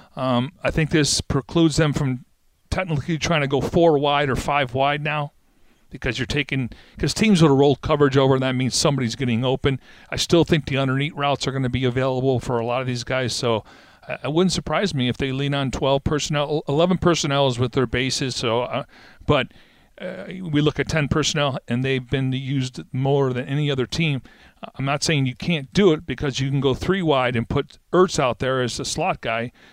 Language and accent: English; Niagara Falls, New York, United States; I was from Niagara Falls